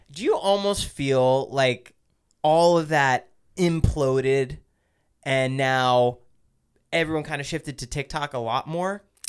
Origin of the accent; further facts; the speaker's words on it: New Jersey, United States; I grew up in New Jersey